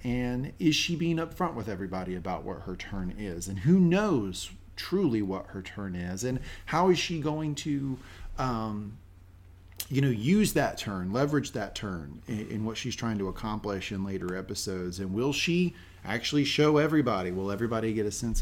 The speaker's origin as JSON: {"language": "English", "region": "the South", "country": "United States", "tie": "born or raised there", "said": "I grew up in the South"}